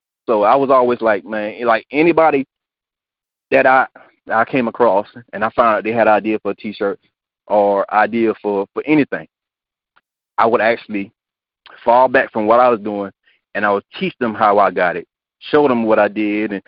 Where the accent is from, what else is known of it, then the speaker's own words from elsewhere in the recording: Hemingway, South Carolina, United States; growing up in Hemingway, a small town where there were no albinos